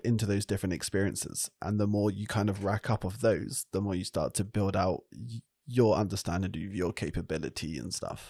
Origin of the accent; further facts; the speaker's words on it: France; I grew up in France